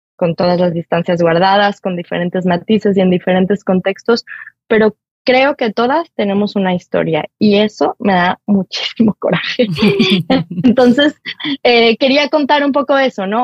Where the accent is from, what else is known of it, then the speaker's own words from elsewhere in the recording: Mexico; como somos los mexicanos